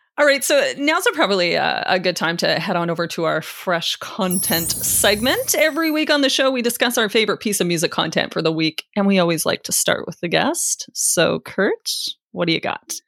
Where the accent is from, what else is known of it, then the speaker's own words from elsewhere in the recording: Canada; as a Canadian